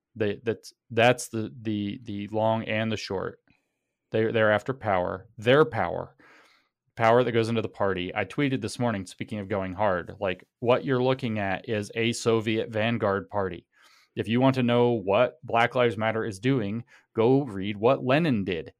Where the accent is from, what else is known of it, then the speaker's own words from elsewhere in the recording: United States; those of us who are American